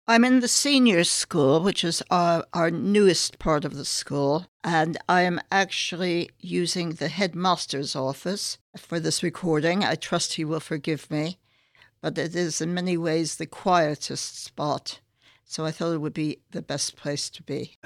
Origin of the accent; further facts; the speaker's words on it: San Francisco, California, United States; moved away as an adult; also born or lived in New York / Boston, Massachusetts; now in London, United Kingdom; spent part of my childhood in a suburb of San Francisco